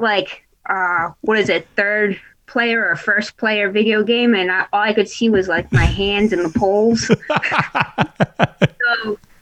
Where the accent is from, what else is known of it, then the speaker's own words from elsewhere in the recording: Rhode Island, United States; coming from Rhode Island and like growing up in Rhode Island, it's super flat